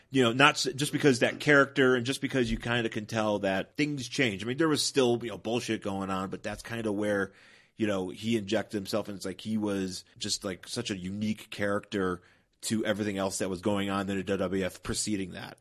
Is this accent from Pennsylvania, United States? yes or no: no; Buffalo, New York, United States; moved away; I'm originally from Buffalo, New York